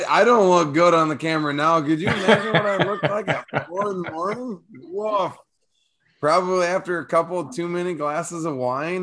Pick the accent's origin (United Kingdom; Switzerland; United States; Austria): United States; once they hear me say words, they will know I'm from America